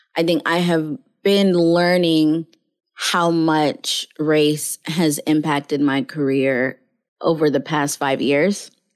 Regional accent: Mobile, Alabama, United States; I was born in Mobile, Alabama

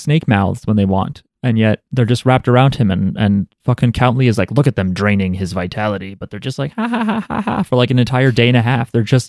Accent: Philippines; I'm Filipino.

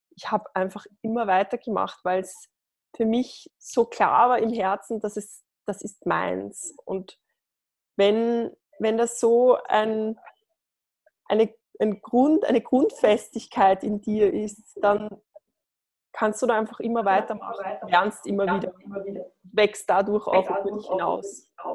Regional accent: Lower Austria, Austria; ich bin äh, aus Österreich, aus Niederösterreich

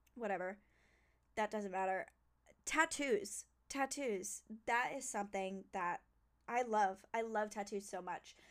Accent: New Jersey, United States; I was born in New Jersey

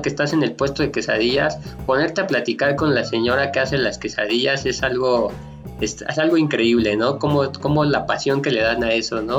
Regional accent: Mexico City, Mexico; en la Ciudad de México, que es de donde soy yo

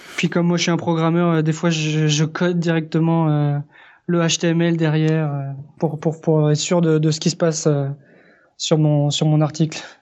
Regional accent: France; moved away as an adult; now in Quebec, Canada; je suis effectivement français. J'habite au Québec depuis trois ans et demi et je suis d'origine espagnole

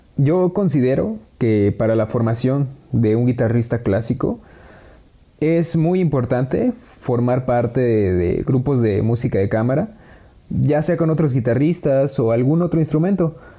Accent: Xalapa, Veracruz, Mexico; soy originario de Jalapa, Veracruz

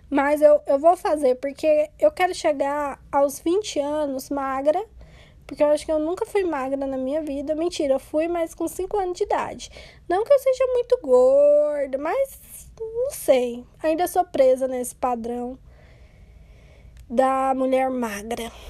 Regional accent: Brazil; vou tentar de novo porque sou brasileira e não desisto nunca.

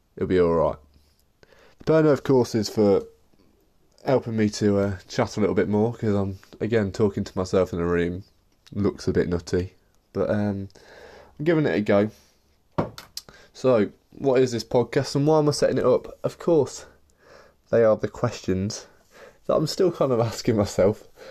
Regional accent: Leicester, East Midlands, United Kingdom; I'm from Leicester in the Midlands

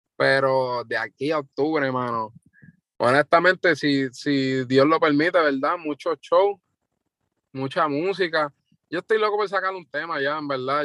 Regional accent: Loíza, Puerto Rico; yo soy de Loiza, tengo 21 años

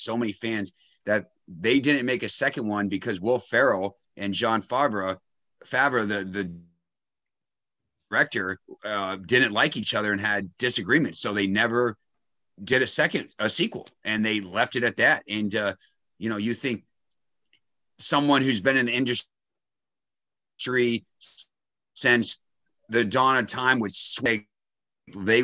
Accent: Boston, Massachusetts, United States; I'm from Boston.

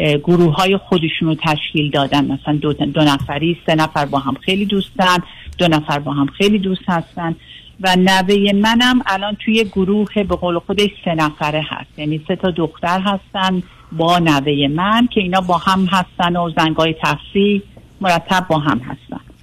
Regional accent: Iran; moved away as an adult; also born or lived in Singapore; now in United States; من 20 سالم بود که از ایران اومدم بیرون

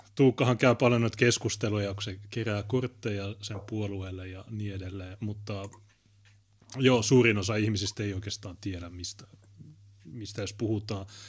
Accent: Oulu, North Ostrobothnia, Finland; Meillä Oulussa

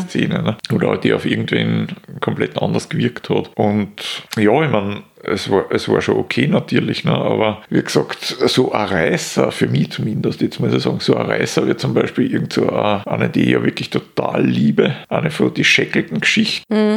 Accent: Austria; als Österreicher

